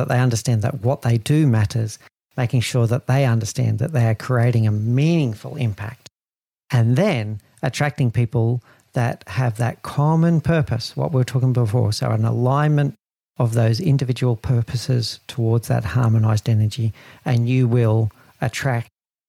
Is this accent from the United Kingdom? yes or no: no; Australia; I'm Australian